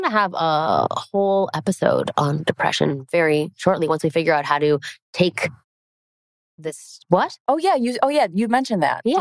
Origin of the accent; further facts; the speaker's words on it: Toronto, Ontario, Canada; I'm from Toronto, which is where I'm from, mm-hmm. um, Ontario, Canada.